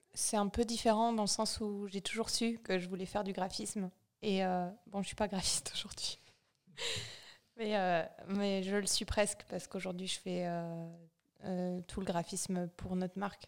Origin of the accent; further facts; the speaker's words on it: Vosges, Grand Est, France; now in Chamonix, France; Je viens des Vosges, d'un tout petit village. Je pense qu'on est 150 en comptant les poules et les vaches